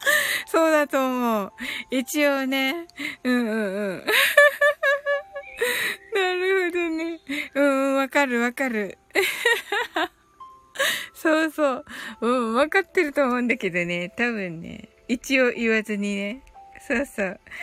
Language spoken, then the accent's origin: Japanese; Kyushu, Japan